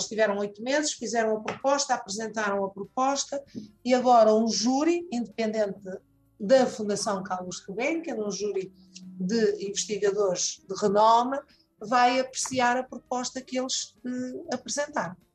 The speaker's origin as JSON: {"language": "Portuguese", "country": "Angola", "said": "tenho 36 anos de idade, é, sou angolano"}